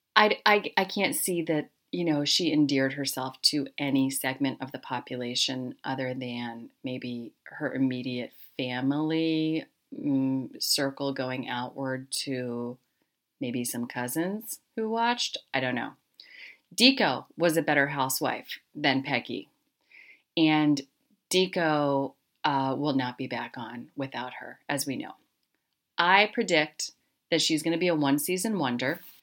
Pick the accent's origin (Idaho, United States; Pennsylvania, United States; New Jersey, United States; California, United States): Pennsylvania, United States; Harrisburg; I grew up largely in South Central Pennsylvania, the Harrisburg, Hershey area.